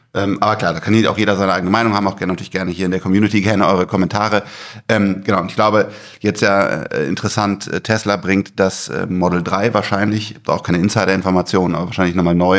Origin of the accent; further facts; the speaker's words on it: Germany; als Deutscher